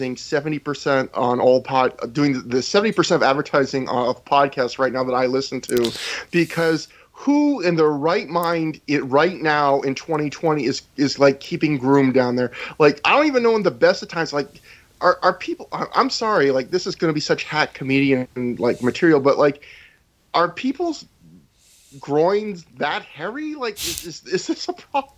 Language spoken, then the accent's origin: English; Canada; I'm a Canadian